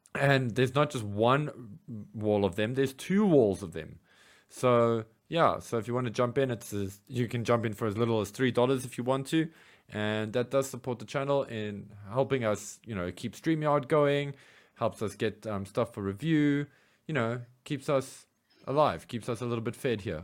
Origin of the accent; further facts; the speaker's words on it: South Africa; as a South African G I Joe fan